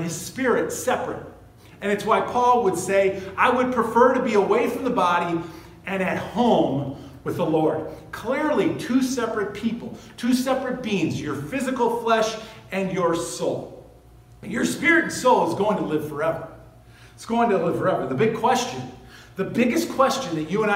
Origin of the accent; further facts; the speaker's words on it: United States; I'm an American. I live in this country